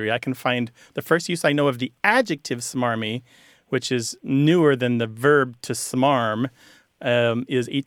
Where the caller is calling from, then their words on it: Norfolk, Virginia, United States; I'm calling from Norfolk, Virginia.